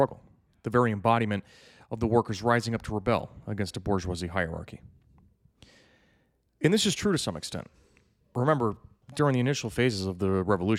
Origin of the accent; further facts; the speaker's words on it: United States; As an American